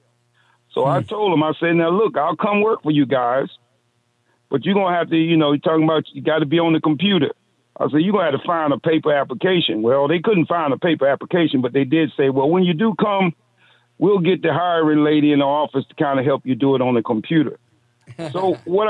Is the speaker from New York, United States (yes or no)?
no; Virginia Beach, Virginia, United States; I'm from Virginia Beach, Virginia.